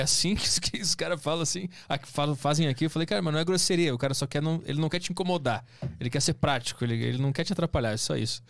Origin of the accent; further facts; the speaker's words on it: Porto Alegre, Rio Grande do Sul, Brazil; moved away as an adult; now in São Paulo, Brazil; sou de Porto Alegre